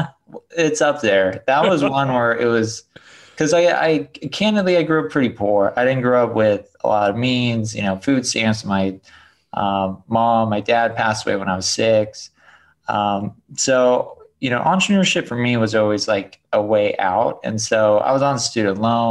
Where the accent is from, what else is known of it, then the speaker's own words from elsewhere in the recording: San Clemente, California, United States; also born or lived in Detroit, Michigan; now in San Mateo, United States; grew up in Detroit, or was born in Detroit, grew up in Southern California. Now I live in San Mateo Bay Area